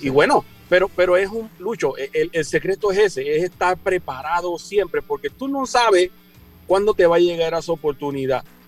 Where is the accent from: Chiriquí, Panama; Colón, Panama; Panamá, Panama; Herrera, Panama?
Herrera, Panama; Chitré; yo vengo de, allá de Costa del Este, yo soy de la Nonal, de Chitré.